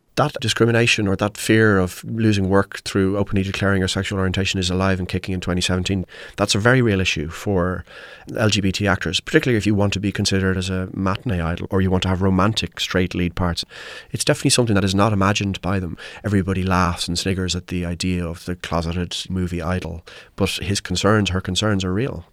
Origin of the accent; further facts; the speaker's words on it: Ireland; I'm Irish